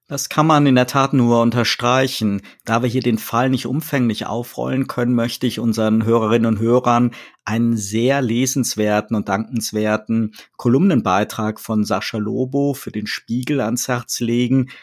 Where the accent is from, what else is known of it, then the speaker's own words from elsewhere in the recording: Rhineland, Germany; als Rheinländer ja fröhlicher Karnevalist